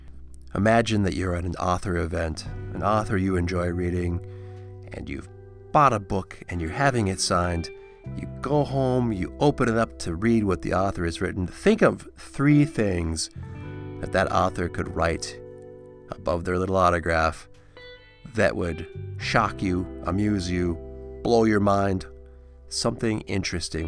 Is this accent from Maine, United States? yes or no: no; Annandale, Minnesota, United States; I grew up in Annandale just down the road